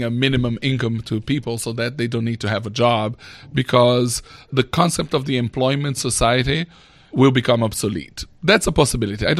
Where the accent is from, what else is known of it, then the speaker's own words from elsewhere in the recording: Brazil; Brazil, my home country.